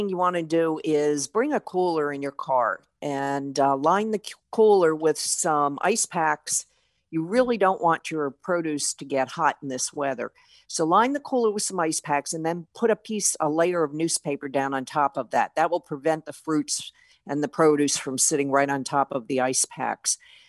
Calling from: Maine, United States; I am in Maine today. Yes, I'm calling in from Maine.

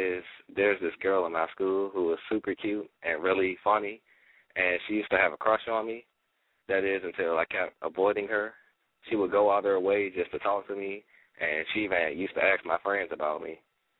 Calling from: Washington, District of Columbia, United States; I'm calling from Washington, D.C., and I'm 17 years old.

